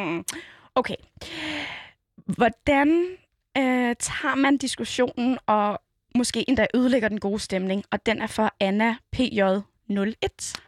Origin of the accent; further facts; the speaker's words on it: Copenhagen, Capital Region of Denmark, Denmark; jeg var fra Nørrebro